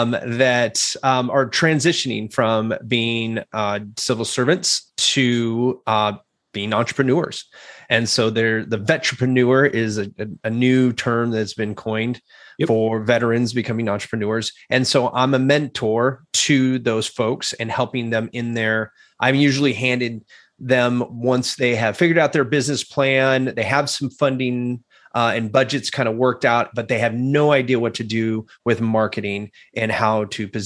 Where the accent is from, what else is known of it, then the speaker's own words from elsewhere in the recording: California, United States; moved away as an adult; also born or lived in Anchorage, Alaska; now in Springfield, Illinois, United States; I grew up in California